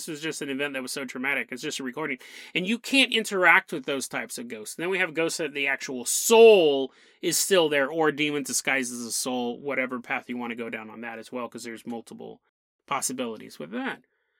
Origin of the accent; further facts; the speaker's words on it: Riverside, California, United States; Banning is a city in Riverside County, California, where I grew up in Riverside. I spent a lot of my life down there.